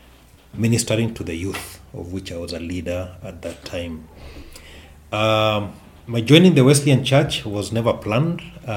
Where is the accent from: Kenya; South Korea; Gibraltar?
Kenya; Nairobi; I was raised and born in Nairobi, the city of Kenya, and I became a Christian in 89. And of course, I'm from a non-Christian background.